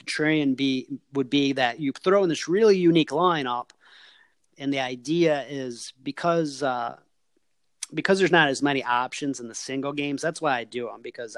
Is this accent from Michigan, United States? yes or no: yes; Michigan, United States; I grew up in Michigan and I live in Michigan